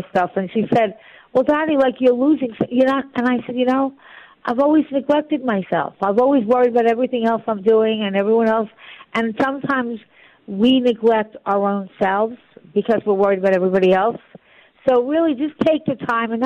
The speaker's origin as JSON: {"language": "English", "region": "New York", "country": "United States", "also_born_or_lived": "Florida", "said": "I'm a New Yorker. I'll always be in New York"}